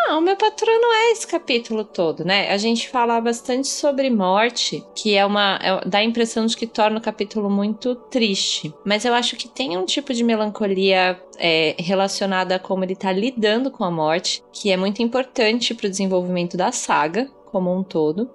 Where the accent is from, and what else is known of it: Brazil